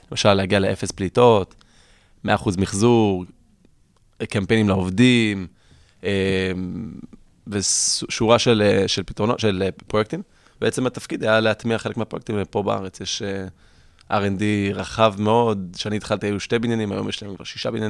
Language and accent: Hebrew; California, United States; קליפורניה היא חלוצה בתחום. לצערי, הייתי אומר אפילו 30 שנה קדימה מישראל בהרבה תחומים, אם זה שאני איפה שגדלתי, שמפרידים פסולת, ומי שלא מקבל דוח במקום.